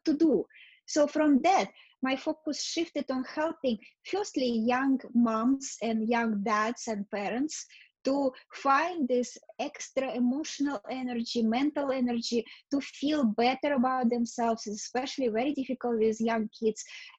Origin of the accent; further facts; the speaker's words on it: Russia; born there; moved away; also born or lived in Canada / New York City, United States; yes, I was born in Russia, but I left Russia many years ago. I went to Canada. I completed my education in Canada. I did some work in Canada, moved to America, and actually spent most of my life in New York City.